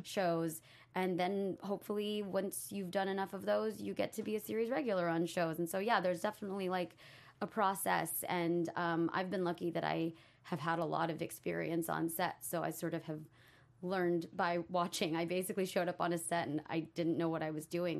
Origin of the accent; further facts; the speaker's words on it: Texas, United States; moved away as an adult; now in Los Angeles, United States; I'm from Texas. I moved to L A to be an actor